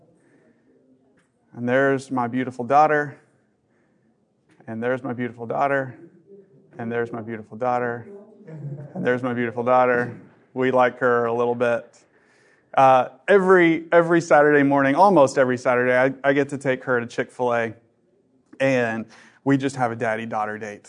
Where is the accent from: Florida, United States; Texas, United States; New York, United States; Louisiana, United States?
Texas, United States; Dallas; I'm from Dallas